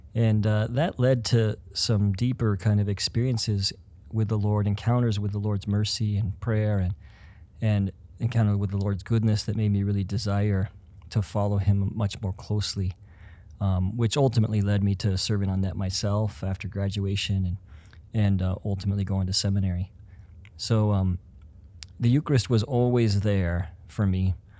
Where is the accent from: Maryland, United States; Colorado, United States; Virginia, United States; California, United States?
Colorado, United States; Denver; moved away as an adult; also born or lived in Atchison, Kansas / Twin Cities, Minnesota; now in Crookston, United States; I grew up in Denver, but then I came to college here at, uh, Benedictine College, and then after that ended up settling in the Twin Cities.